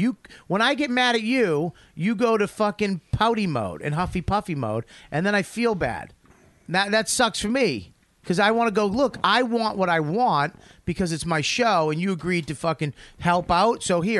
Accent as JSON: {"language": "English", "country": "Australia", "said": "I'm not fucking white. I'm Australian."}